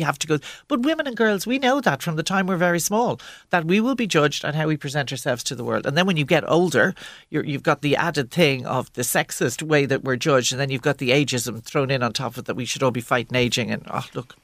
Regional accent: Dublin, Leinster, Ireland; growing up in Dublin in the 70s and then as a young woman in the 80s

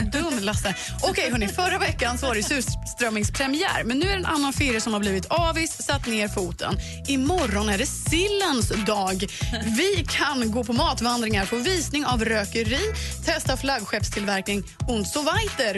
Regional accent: Eksjö, Jönköping County, Sweden

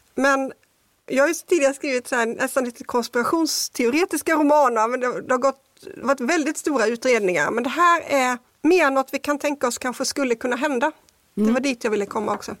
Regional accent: Kristianstad, Skåne, Sweden; Jag är uppvuxen i Kristianstad

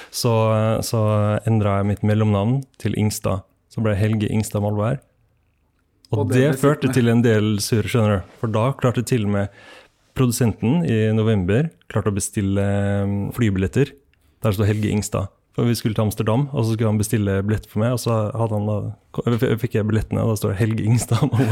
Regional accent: Toten, Innlandet, Norway; Jeg kommer fra Toten, ja.

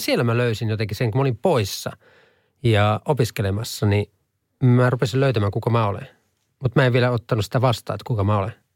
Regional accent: Halsua, Central Ostrobothnia, Finland; moved away as an adult; also born or lived in United States; Mä oon Halsulta kotosi

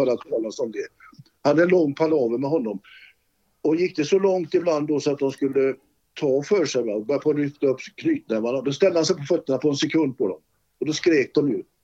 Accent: Gothenburg, Västra Götaland, Sweden; moved away as an adult; now in Sala, Sweden; Jag var ju född i Olskroken

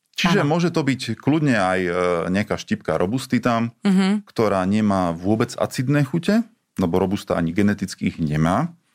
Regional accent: Slovakia; also born or lived in Italy; ja som ako Slovák

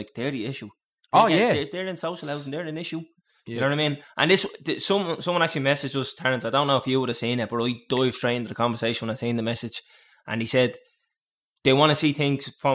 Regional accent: Dublin, Leinster, Ireland; I'm from Dublin. Like, I'm from town

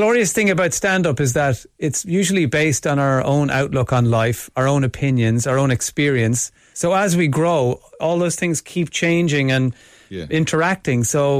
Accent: Limerick, Munster, Ireland; Limerick, I'm from Limerick.

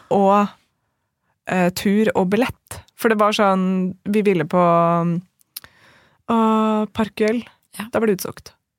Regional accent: Norway; som nordmann

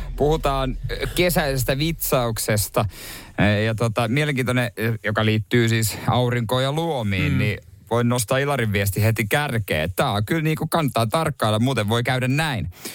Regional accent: Seinäjoki, South Ostrobothnia, Finland; oma kotikuntani Seinäjoki

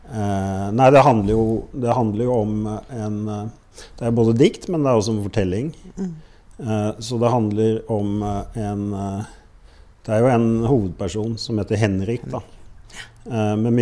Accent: United States; also born or lived in Germany / France; now in Oslo, Norway; Så jeg vokste opp i USA, Tyskland, Frankrike.

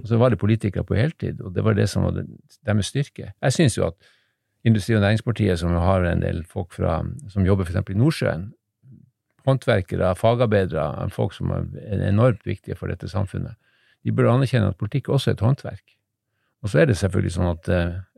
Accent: Harstad, Troms, Norway; moved away; also born or lived in Narvik; Jeg er egentlig fra Harstad

